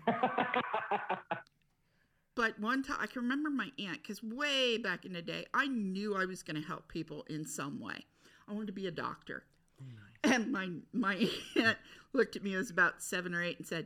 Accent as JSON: {"language": "English", "town": "Batesville", "region": "Indiana", "country": "United States", "tie": "born or raised there", "moved": "yes", "said": "I grew up in a small town. You know what my hometown is famous for? Caskets"}